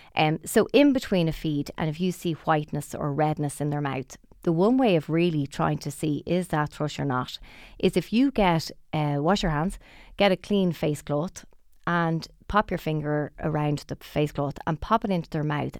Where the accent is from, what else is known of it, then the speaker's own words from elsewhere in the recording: Dublin, Leinster, Ireland; we're both from Dublin